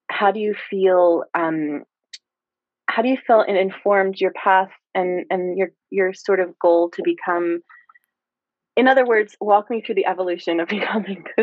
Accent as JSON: {"language": "English", "area": "Lower Bucks County", "region": "Pennsylvania", "country": "United States", "tie": "born or raised there", "said": "I grew up um in Lower Bucks"}